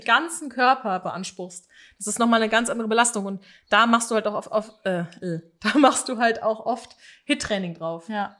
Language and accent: German; Aachen, North Rhine-Westphalia, Germany; bei uns in Aachen